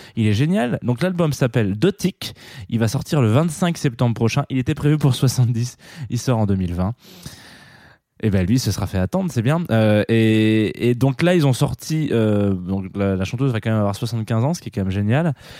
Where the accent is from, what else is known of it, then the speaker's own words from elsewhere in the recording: France; chez nous, en France